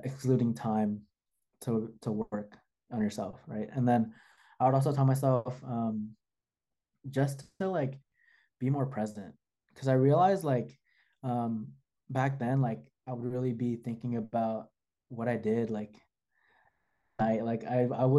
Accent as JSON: {"language": "English", "area": "the Bay Area", "region": "California", "country": "United States", "said": "I'm from the Bay too"}